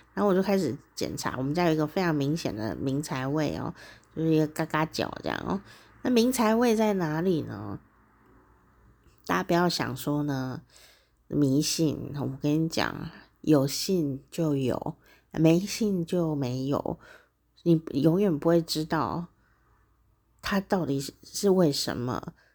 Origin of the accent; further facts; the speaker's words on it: Taichung, Taiwan; 台中是我家乡嘛，哦，台湾台中